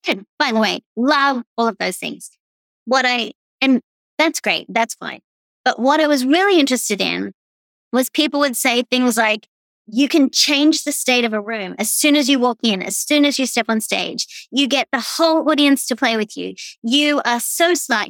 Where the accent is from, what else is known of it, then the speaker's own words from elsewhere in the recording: Australia; accent: Australian; also born or lived in East Coast, United States; now in Tampa, United States; I'm obviously Australian. You can tell that by my voice.